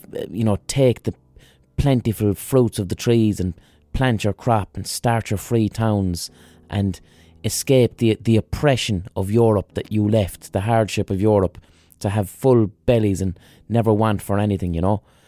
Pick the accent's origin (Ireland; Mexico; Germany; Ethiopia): Ireland; We as Irish people